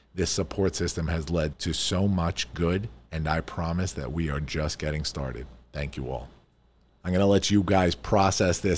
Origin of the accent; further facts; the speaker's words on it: New York, United States; I am a New Yorker